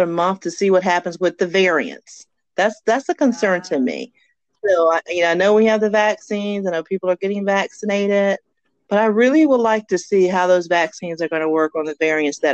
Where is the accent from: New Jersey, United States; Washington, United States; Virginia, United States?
Virginia, United States; Hampton; also born or lived in Charlotte, North Carolina; I grew up here in Hampton, Virginia area